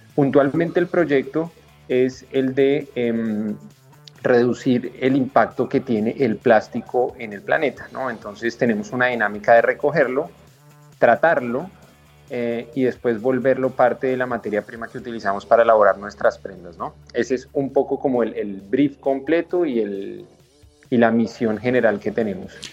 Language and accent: Spanish; Colombia; como colombianos